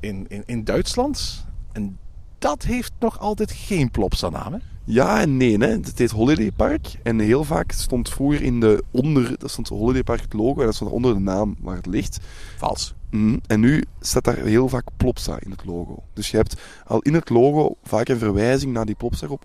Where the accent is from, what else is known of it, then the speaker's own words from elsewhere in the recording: Belgium; wij als Belg